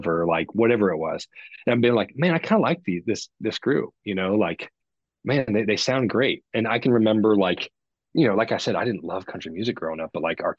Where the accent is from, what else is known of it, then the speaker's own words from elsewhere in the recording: Midwest, United States; I grew up in the Midwest